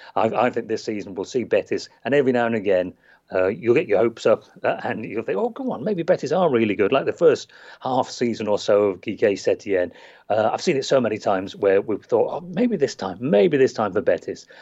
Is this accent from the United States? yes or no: no; England, United Kingdom; as we say in England